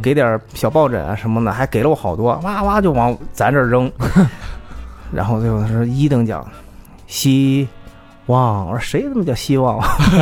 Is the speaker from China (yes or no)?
yes; China; 我们是来自中国